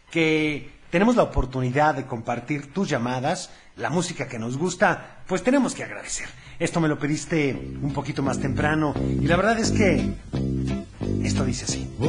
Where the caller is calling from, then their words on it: Guadalajara, Jalisco, Mexico; Hola Teo, ¿cómo estás? Hola. … de Guadalajara.